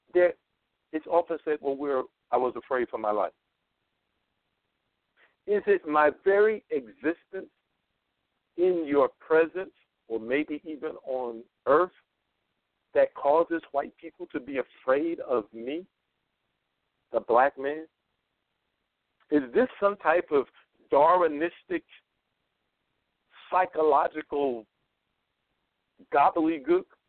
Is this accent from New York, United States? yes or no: yes; New York, United States; I'm a New Yorker